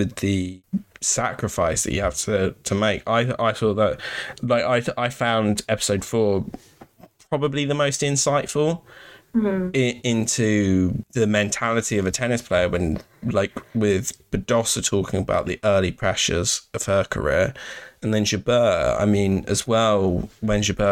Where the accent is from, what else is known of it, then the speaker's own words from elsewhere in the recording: London, United Kingdom; I grew up in London, and literally behind my house we have a public park